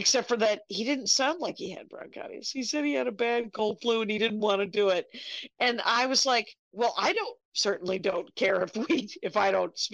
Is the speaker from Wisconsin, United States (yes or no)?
yes; South Milwaukee, Wisconsin, United States; moved away; And now there's something called Crusher Fest, and it's a wrestling festival in my hometown